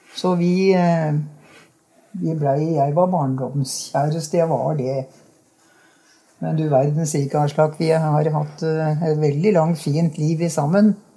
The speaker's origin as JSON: {"language": "Norwegian", "town": "Hokksund", "region": "Buskerud", "country": "Norway", "tie": "born or raised there", "said": "Jeg er barnefødt her i Hokksund"}